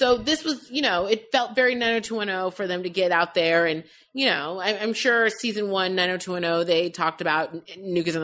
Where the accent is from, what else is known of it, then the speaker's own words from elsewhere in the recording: San Francisco, California, United States; Having been from San Francisco at the time